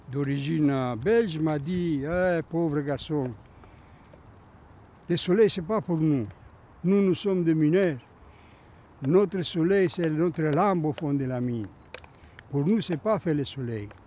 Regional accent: Greece; French is a second language; quand je suis venu de la Grèce, le premier jours euh, à la cantine, je suis venu sans rien.

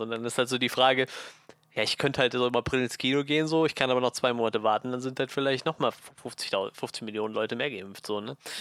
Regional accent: Germany; bei uns in Deutschland

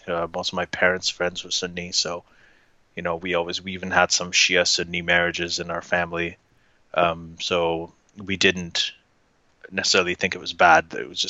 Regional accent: Saudi Arabia; And then, you know, I grew up mostly in Saudi Arabia.

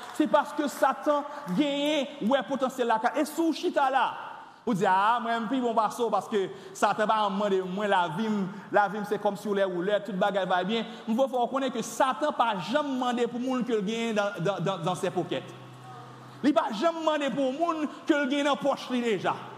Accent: Carrefour, Ouest, Haiti; j'ai grandi à Carrefour les années 80, 90, 92

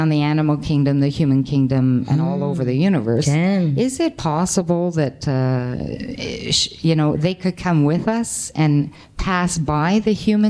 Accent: Canada; I come from Canada, so there's snow up to your knees

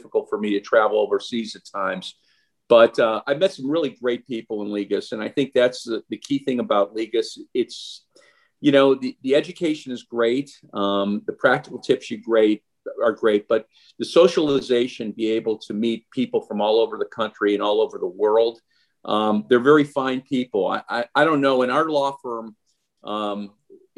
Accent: Cleveland, Ohio, United States; moved away as an adult; now in Fort Lauderdale, United States; I grew up in Cleveland, Ohio

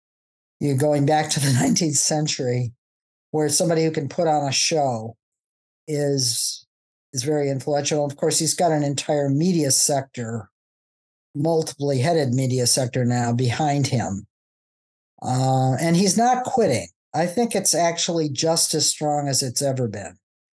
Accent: Midwest, United States; I have to emphasize that I'm a football fan, that I come from the Midwest, that I grew up a Methodist

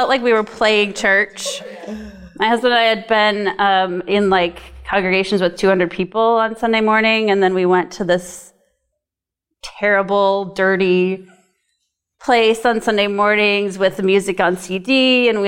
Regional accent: South Dakota, United States; moved away as an adult; also born or lived in New England; now in Portland, Maine, United States; I am from South Dakota, but I've lived in New England for nearly 20 years.

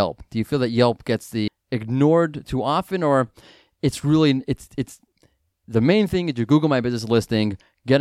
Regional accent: New York, United States; moved away; I'm originally a New Yorker

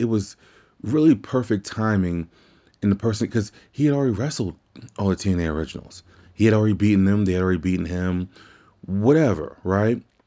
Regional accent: Louisiana, United States; my home state as well

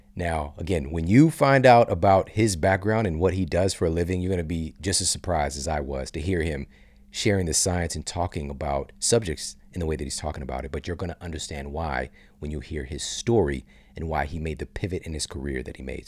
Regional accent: St. Louis, Missouri, United States; S T L, my hometown

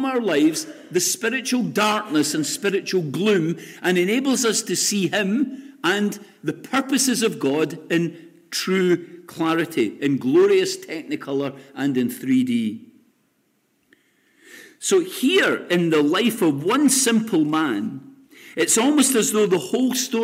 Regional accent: Lesmahagow, Scotland, United Kingdom; I grew up on Sundays, which was always called the Sabbath in my house in Les Mahago many years ago

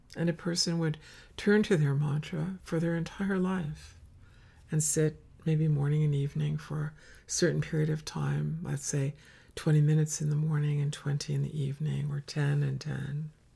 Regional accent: Finger Lakes, Western New York State, United States; In the Finger Lakes where I grew up in Western New York State

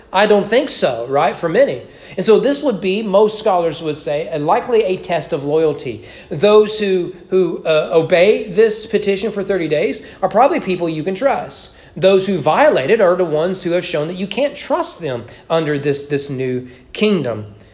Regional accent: United States; as American evangelicals

